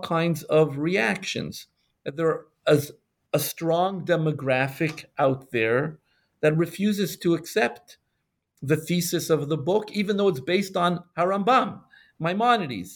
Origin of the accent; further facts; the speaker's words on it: Montreal, Quebec, Canada; also born or lived in Morocco; I'm a Sephardic Jew born in Morocco. I grew up in Montreal